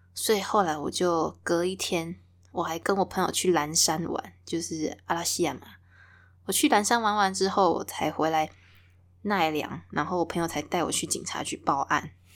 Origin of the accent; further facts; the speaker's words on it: Taiwan; 我是生在台湾，然后出生在台湾嘛，长大也是在台湾